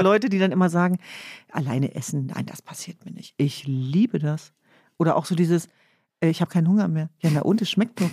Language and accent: German; Hanover, Lower Saxony, Germany; now in Berlin, Germany; bei uns in Hannover gab es ja das Schützenfest